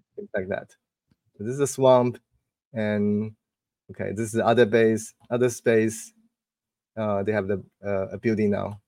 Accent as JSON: {"language": "English", "town": "Taipei", "country": "Taiwan", "tie": "born or raised there", "moved": "yes", "lives_now": "Bay Area, United States", "said": "to Taipei for a few days. That's my hometown"}